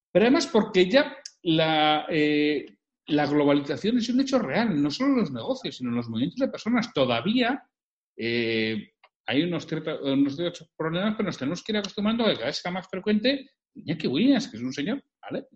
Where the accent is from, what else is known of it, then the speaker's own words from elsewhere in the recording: Bilbao, Basque Country, Spain; yo soy de Bilbao, de toda la vida